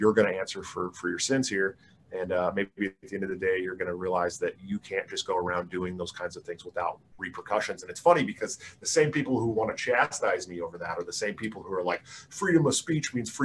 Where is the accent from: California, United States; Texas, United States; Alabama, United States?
California, United States; Oakland; I'm from the Oakland area and lived in Oakland for a long time.